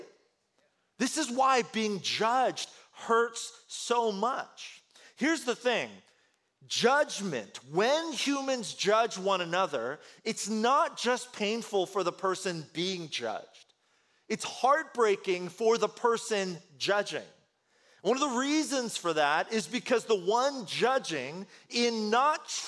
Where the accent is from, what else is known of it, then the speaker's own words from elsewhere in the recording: Bay Area, California, United States; first language Korean; English is a second language; also born or lived in Korea; I'm an immigrant child. I moved here to the States, here to California, here to the Bay Area when I was really young